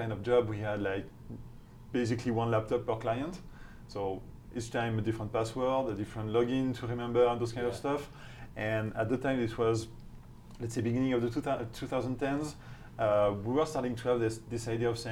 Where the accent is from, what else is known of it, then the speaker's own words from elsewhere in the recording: France; accent: French; English is a second language; moved away as an adult; also born or lived in United Kingdom / Switzerland; Starting with my accent, my outrageous accent, you can understand that I'm not from here, so I'm French